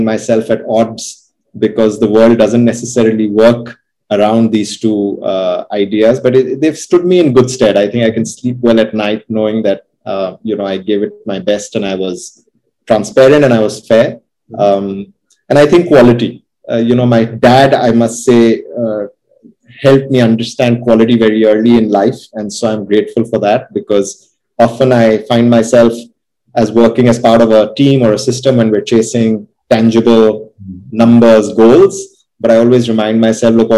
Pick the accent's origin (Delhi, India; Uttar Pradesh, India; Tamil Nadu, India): Uttar Pradesh, India; Lucknow; also born or lived in London; growing up in Lucknow